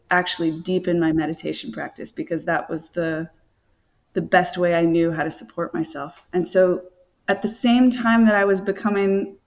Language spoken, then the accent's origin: English; rural North Carolina, United States; moved away as an adult; also born or lived in New York City; And I grew up in North Carolina, so it's like I had no, like, rural North Carolina.